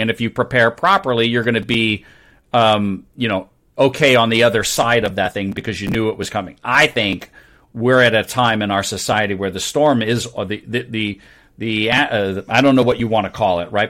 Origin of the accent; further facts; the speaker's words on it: New York, United States; I grew up in New York